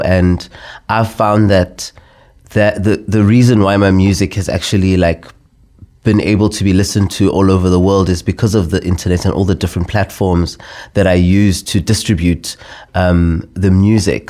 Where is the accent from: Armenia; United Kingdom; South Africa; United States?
South Africa; as a South African